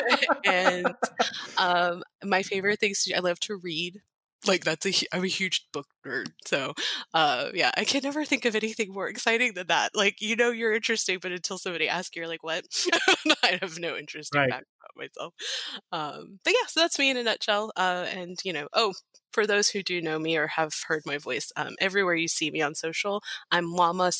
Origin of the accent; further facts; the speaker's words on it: Charleston, South Carolina, United States; moved away as an adult; now in Arlington, United States; I'm originally from Charleston, South Carolina, but with the opportunity to work with HireLogic, I moved to Arlington or the DC area